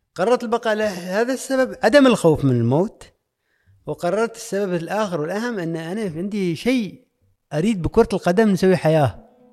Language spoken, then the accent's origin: Arabic; Oman; انا ك عماني